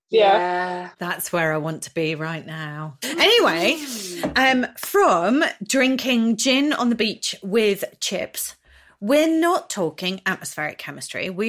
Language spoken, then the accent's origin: English; Norwich, East of England, United Kingdom; No, I'm from Norwich, so this, I wanted the local one.